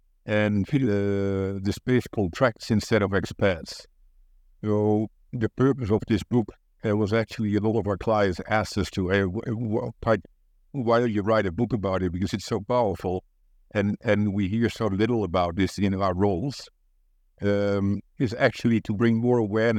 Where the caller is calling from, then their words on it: Amsterdam, North Holland, Netherlands; I'm in Amsterdam, in the Netherlands.